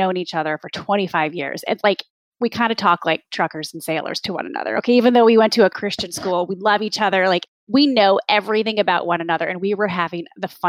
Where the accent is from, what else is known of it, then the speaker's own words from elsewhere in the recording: Jackson, Michigan, United States; I grew up in Jackson, Michigan, in the Midwest. I'm a Midwest kid.